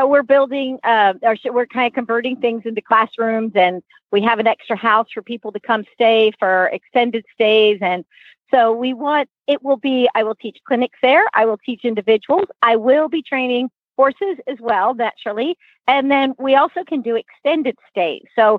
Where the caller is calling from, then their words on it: California, United States; I am in Northern California now, and I am about to go see a client in a few minutes. But I'm moving to Santa Fe, New Mexico.